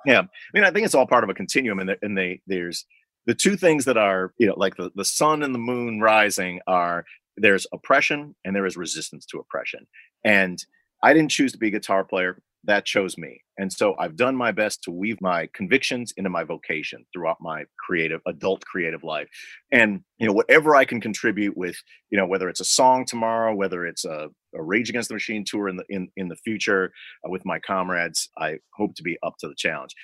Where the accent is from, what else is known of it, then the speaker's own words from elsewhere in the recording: Libertyville, Illinois, United States; my hometown of libertyville illinois